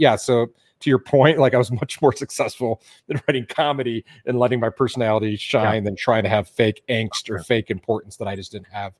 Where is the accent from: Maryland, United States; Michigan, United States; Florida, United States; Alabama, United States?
Michigan, United States; Detroit; moved away as an adult; also born or lived in Venice, Los Angeles, California; now in Boulder, United States; I grew up in Detroit